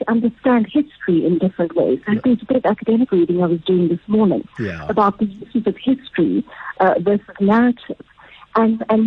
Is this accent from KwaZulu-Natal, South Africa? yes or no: yes; Durban, KwaZulu-Natal, South Africa; I grew up in Chatsworth in Durban